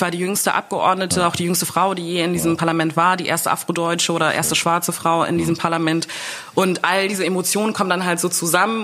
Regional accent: Germany; bis ich zwölf war, also zwölf Jahre haben wir dann in Deutschland gelebt

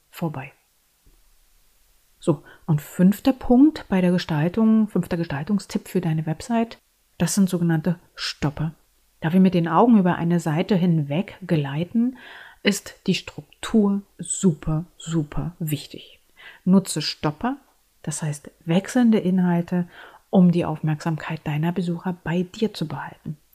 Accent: Berlin, Germany; Ich bin eine Berlinerin und ich lebe und arbeite in Berlin. Und meine Bilder erzählen meine Berliner Geschichte.

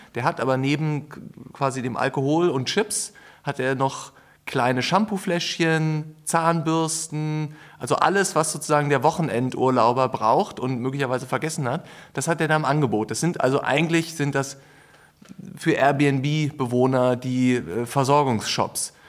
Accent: Berlin, Germany; ich bin in Berlin geboren, aber lebe auch schon sehr lange in Berlin und eigentlich fast ausschließlich in der Innenstadt

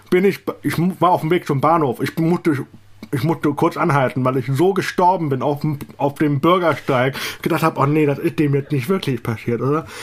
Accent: Eifel, Germany; danach habe ich dann Outing in der Eifel gemacht, also da, wo ich herkomme.

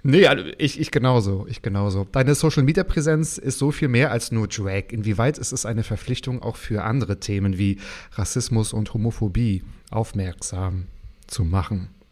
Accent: Mecklenburg-Vorpommern, Germany; ich ja auch aus Mecklenburg komme

